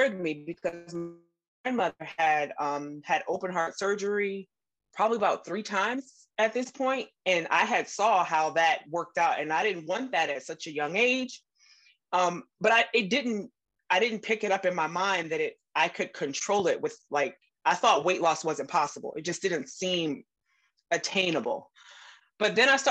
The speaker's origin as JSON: {"language": "English", "region": "Southern Virginia", "country": "United States", "tie": "born or raised there", "said": "I grew up in Southern Virginia with a very Southern typical cuisine all the time"}